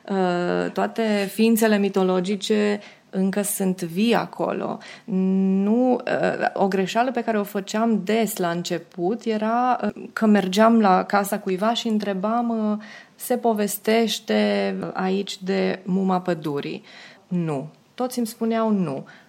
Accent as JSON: {"language": "Romanian", "town": "Hunedoara", "region": "Hunedoara County", "country": "Romania", "tie": "born or raised there", "also_born_or_lived": "Pitești, Romania / Dobrogostea, Romania", "moved": "yes", "lives_now": "Belgrade, Serbia", "said": "la șapte ani uh, părinții m-au, uh, m-au luat acasă la Hunedoara, unde primiseră amândoi repartiție, fiind economiști"}